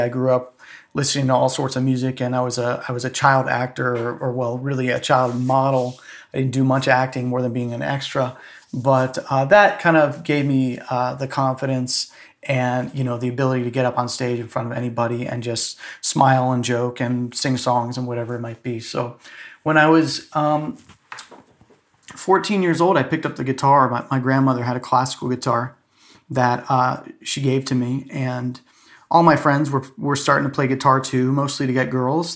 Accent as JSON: {"language": "English", "town": "Safety Harbor", "region": "Florida", "country": "United States", "tie": "born or raised there", "also_born_or_lived": "Atlanta / New York", "moved": "as an adult", "said": "I grew up in Florida, in Clearwater, Florida, uh, really in a small town there, actually, called Safety Harbor"}